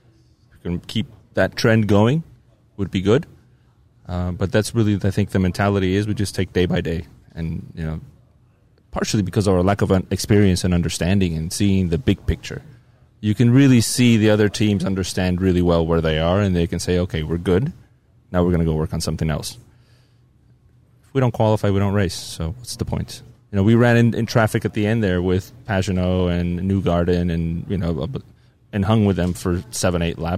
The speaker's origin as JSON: {"language": "English", "country": "United States", "said": "I'm an American team, an American guy"}